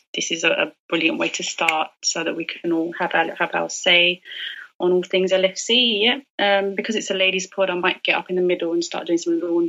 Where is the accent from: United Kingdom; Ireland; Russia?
United Kingdom; London; I'm from London, born and bred here.